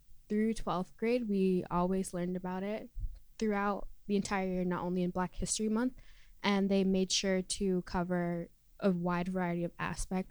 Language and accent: English; Massachusetts, United States; I'm from Massachusetts